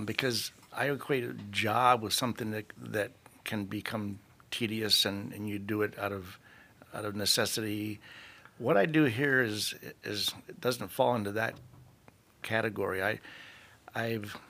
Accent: Sarasota, Florida, United States; also born or lived in St. Louis, Missouri; I was born in St. Louis, Missouri, but we moved to Sarasota when I was 5. And so I pretty much grew up in Sarasota

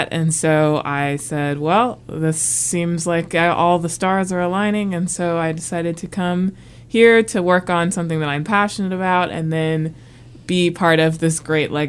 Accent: South Carolina, United States; I'm from We'll say South Carolina. We'll say I'm from South Carolina. We'll say that. Yeah. That's I'm a military brat, so I moved around a lot, but spent most of my time and I graduated high school in South Carolina

